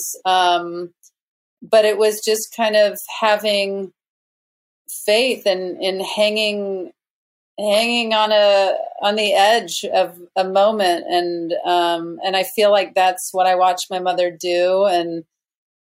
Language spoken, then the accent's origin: English; small town Mississippi, United States; we were in small town Mississippi, my hometown, my mother's hometown.